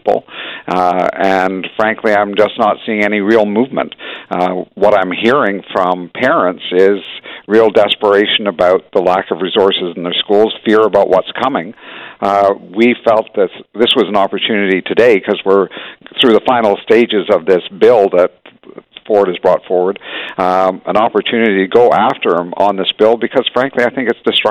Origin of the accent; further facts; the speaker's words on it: Hamilton, Ontario, Canada; I grew up in Hamilton. It's a union town